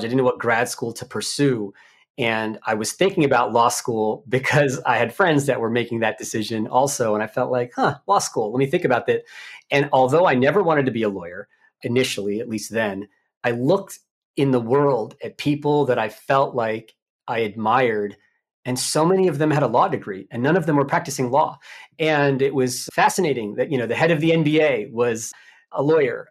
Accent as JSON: {"language": "English", "town": "Mitchellville", "region": "Maryland", "country": "United States", "tie": "born or raised there", "said": "I'm from Maryland, Prince George's County or P G County, Maryland. Born and raised"}